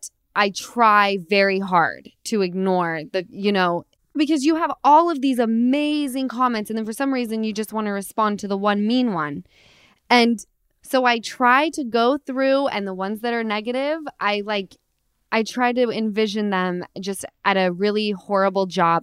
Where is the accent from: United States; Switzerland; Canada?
United States; Utah; now in Los Angeles, United States; I'm from Utah